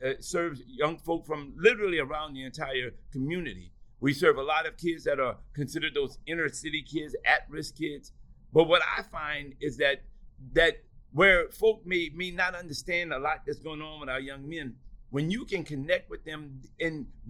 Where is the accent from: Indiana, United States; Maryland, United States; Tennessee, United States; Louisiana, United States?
Louisiana, United States; New Orleans; growing up in New Orleans, I really am a product of Catholic schools